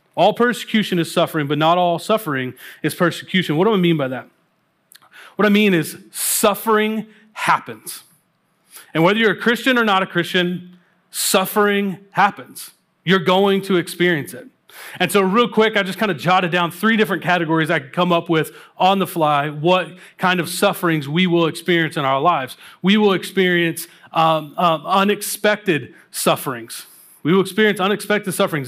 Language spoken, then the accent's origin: English; Kentucky, United States; moved away; I grew up in Kentucky